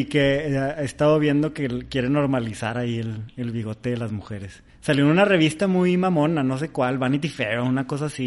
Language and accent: Spanish; Mexico; soy mexicano